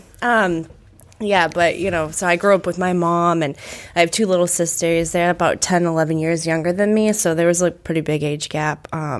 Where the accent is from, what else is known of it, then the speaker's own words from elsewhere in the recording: Brockton, Massachusetts, United States; I grew up in Brockton